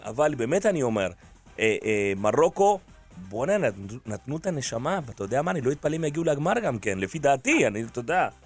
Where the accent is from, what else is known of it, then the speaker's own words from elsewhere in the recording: Uruguay; now in Israel; אני מאורוגוואי